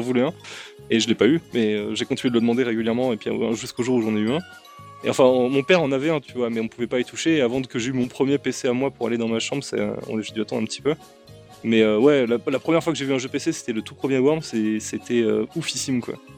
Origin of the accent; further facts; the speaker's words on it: Saint-Arnoult-en-Yvelines, Île-de-France, France; now in Paris, France; j'ai grandi à, Saint-Arnaud en Yvelines et j'ai pas bougé de là-bas avant que je parte au lycée